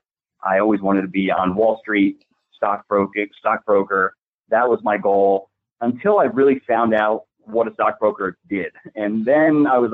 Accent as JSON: {"language": "English", "town": "Totowa", "region": "New Jersey", "country": "United States", "tie": "born or raised there", "also_born_or_lived": "Oak Ridge, New Jersey", "said": "Born and raised in Totowa, New Jersey, which is a little town outside of New York City. Lived there all my life"}